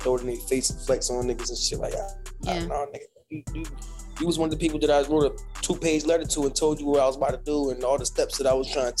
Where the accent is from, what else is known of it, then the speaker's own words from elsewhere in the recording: Philadelphia, Pennsylvania, United States; I'm from Philly, you know, it's hard going up in Philly right now